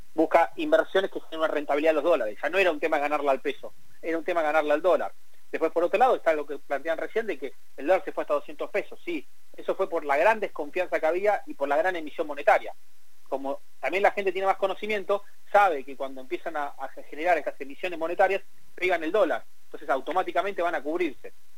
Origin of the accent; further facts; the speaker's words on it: Argentina; Somos los argentinos